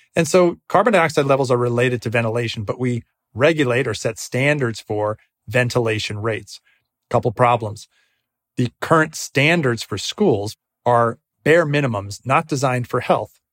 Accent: Northeast, United States; I grew up in the Northeast.

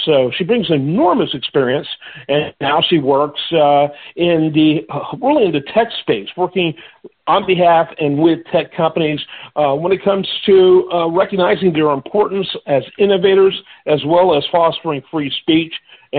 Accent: Texas, United States; I'm from Texas.

